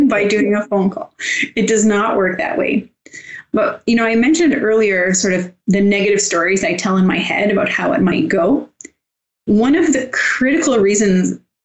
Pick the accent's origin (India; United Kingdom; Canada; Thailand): Canada; I'm from Canada